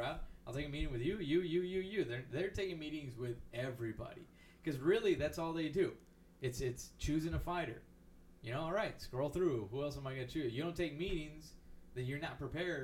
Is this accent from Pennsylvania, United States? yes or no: no; McAllen, Texas, United States; moved away; growing up in McAllen